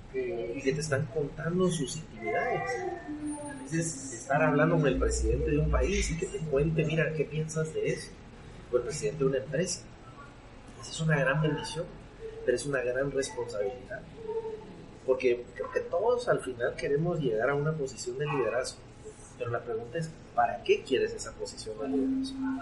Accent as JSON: {"language": "Spanish", "country": "Guatemala", "said": "yo soy guatemalteco, eh, chapín hecho en Guatemala"}